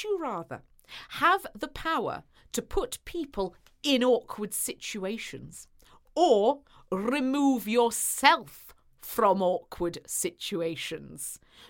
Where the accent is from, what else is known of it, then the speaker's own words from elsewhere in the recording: England, United Kingdom; I'm so English.